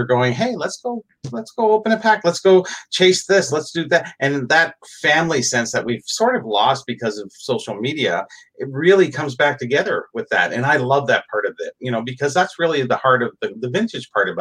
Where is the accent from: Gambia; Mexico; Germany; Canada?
Canada; I'm Canadian.